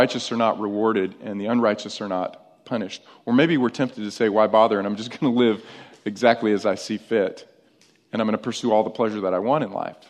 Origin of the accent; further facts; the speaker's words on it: upstate New York, United States; moved away; I'm actually from upstate New York, but I spent my grade school years in New York